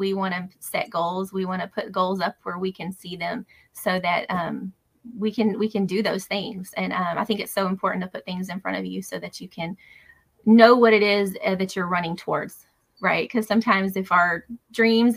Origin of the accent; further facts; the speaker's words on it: Louisiana, United States; also born or lived in Kennebunk, Maine; now in Maine, United States; We're originally from Louisiana.